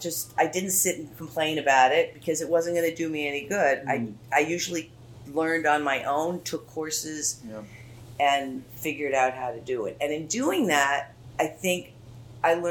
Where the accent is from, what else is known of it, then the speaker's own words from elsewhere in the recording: Wellesley, Massachusetts, United States; I grew up in Wellesley. I went to Wellesley High School.